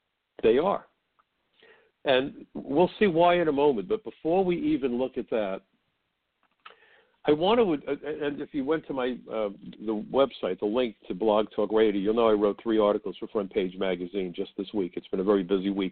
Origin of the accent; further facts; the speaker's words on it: New York City, New York, United States; my hometown, New York City